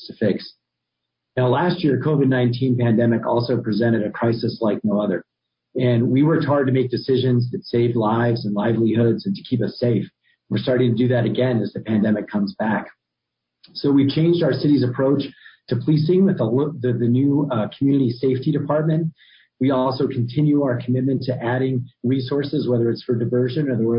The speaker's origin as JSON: {"language": "English", "town": "Albuquerque", "region": "New Mexico", "country": "United States", "tie": "born or raised there", "said": "born and raised in Albuquerque as well"}